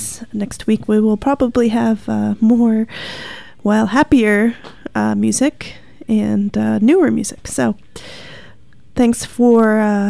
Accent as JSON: {"language": "English", "region": "Rhode Island", "country": "United States", "tie": "born or raised there"}